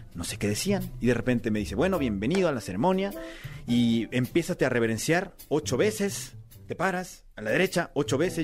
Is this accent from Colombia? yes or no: no; Mexico; moved away as an adult; also born or lived in South Korea; aquí en México, en mi propio país